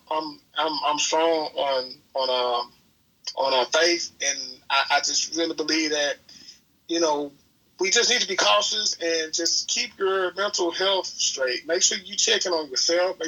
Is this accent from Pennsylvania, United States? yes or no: no; Tallulah, Louisiana, United States; now in Jackson, United States; coming up in a place like, to Lula, you know, we were raised to kind of take care of the next person